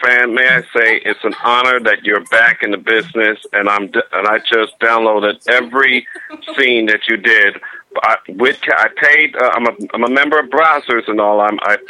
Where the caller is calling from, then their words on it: Dallas, Texas, United States; I'm calling from Dallas.